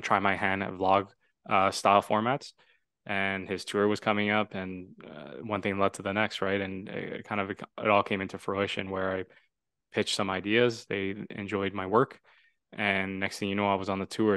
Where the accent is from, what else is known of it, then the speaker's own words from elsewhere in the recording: Toronto, Ontario, Canada; also born or lived in Vaughan; I'm from Toronto, um, now living in the Greater Toronto Area